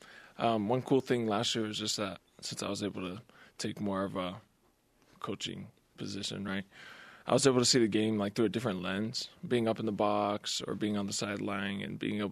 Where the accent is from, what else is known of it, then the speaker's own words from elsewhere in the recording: Las Vegas, Nevada, United States; moved away; That's my hometown.